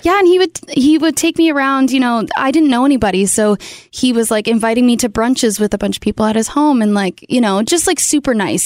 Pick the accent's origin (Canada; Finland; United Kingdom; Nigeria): Canada; born or raised there; moved away as an adult; now in Nashville, United States